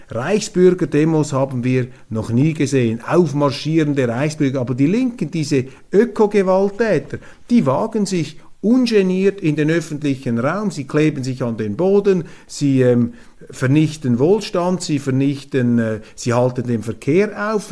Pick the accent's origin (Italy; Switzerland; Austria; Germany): Switzerland; als Schweizer